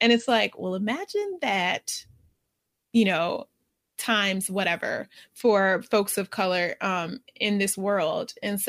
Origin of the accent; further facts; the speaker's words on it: United States; But from our lens and our vantage point, being American, a lot of times when I speak, I can speak mostly about this